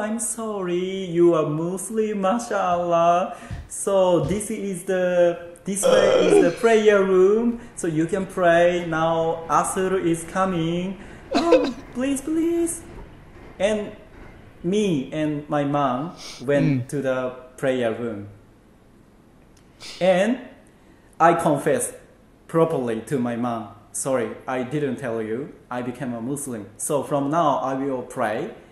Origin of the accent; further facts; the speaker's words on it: Nagoya, Aichi, Japan; English is a second language; I came from the Nagoya